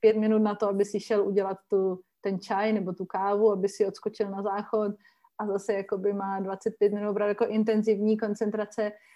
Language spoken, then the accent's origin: Czech; Czechia; jsem vlastně jako z České republiky